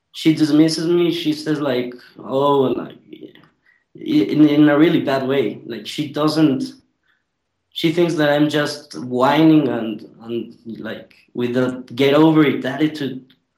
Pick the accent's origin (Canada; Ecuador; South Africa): Ecuador; I'm from Ecuador